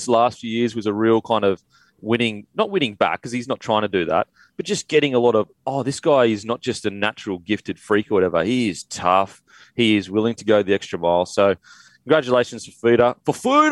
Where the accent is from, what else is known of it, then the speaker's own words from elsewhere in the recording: Queensland, Australia; a Queenslander